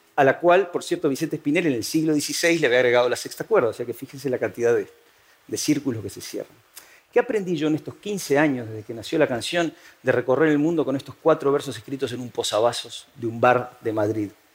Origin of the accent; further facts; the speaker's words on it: Uruguay; moved away as an adult; now in Spain; yo me había ido a vivir desde Uruguay, de donde soy, a España